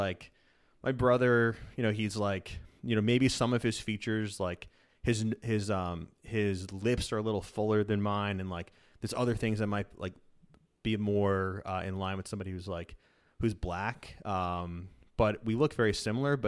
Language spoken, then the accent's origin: English; Dix Hills, New York, United States; I grew up in Long Island, like Dix Hills, about 45 minutes east of New York City